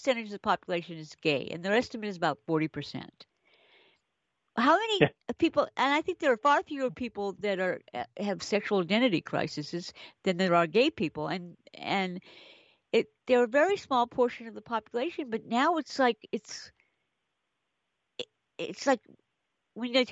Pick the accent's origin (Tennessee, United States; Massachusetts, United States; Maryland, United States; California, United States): Massachusetts, United States; Brookline; I grew up in Brookline, Massachusetts